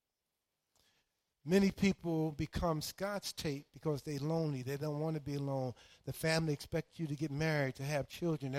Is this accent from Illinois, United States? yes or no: no; New York City, New York, United States; I grew up in Harlem, New York